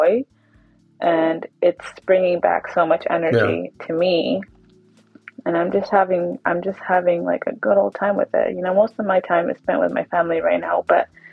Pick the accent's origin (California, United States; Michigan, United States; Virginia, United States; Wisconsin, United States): California, United States; Dinuba; moved away; Dinuba, where that's my hometown, when I go back home to visit my mom